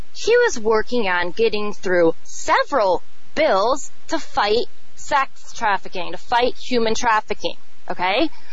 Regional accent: Chicago, Illinois, United States; I'm from Chicago

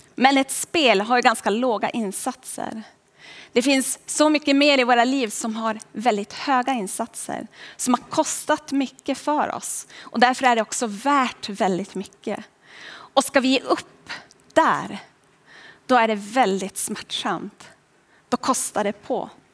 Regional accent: Boden, Norrbotten County, Sweden; Jag kommer ända upp ifrån Boden, från Norrbotten

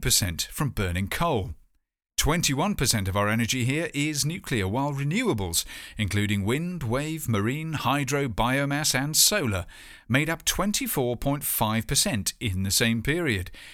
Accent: United Kingdom

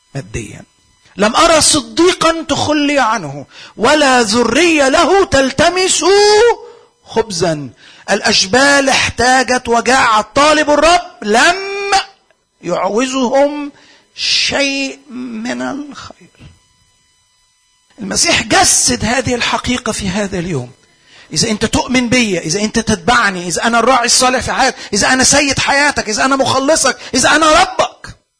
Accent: Egypt; عندنا في مصر

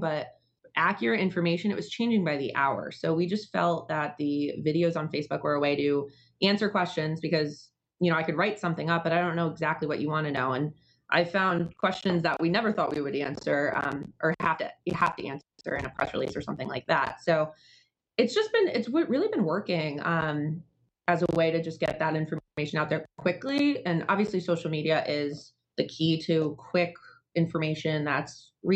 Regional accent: Danbury, Connecticut, United States; I grew up in Danbury as well

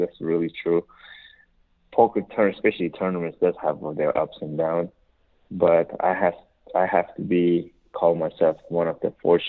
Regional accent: Afghanistan; also born or lived in Pakistan; now in United States; I was born in Afghanistan, and because of the war and stuff, I lost my father, my grandparents, and we moved to Pakistan. We was over there, the refugee for a few years

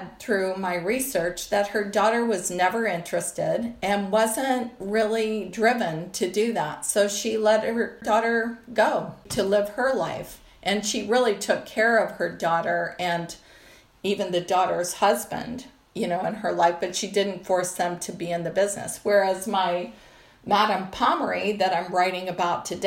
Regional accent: Colorado, United States; I grew up in Colorado

